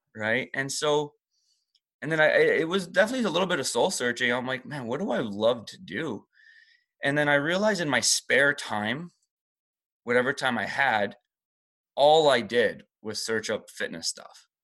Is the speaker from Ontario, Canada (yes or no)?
yes; Toronto, Ontario, Canada; English is a second language; I kinda just grew up um, in Toronto pretty much for the rest of my life